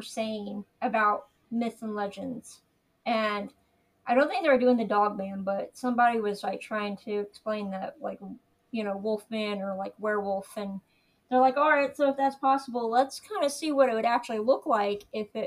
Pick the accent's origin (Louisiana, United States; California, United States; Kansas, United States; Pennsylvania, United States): Kansas, United States; I grew up in Kansas